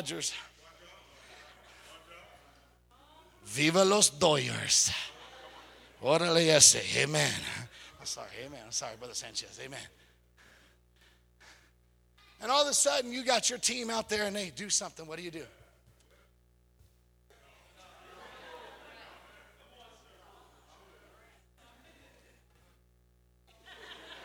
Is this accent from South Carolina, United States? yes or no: no; California, United States; I'm from California